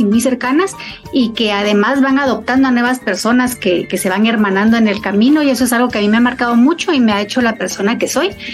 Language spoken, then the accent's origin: Spanish; Guatemala; Soy una mujer guatemalteca